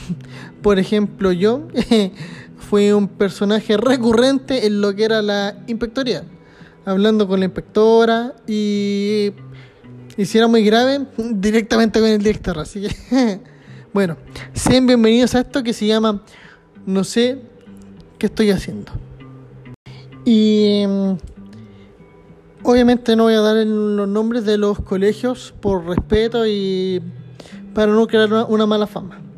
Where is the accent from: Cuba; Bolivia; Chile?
Chile; Como siempre y como buen chileno, todo el última ahora y esperando a que todo suba.